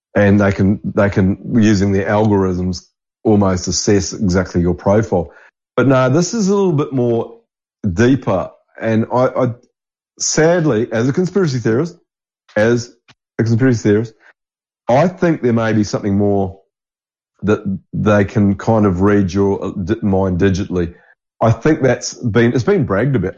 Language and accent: English; New Zealand; moved away; growing up in New Zealand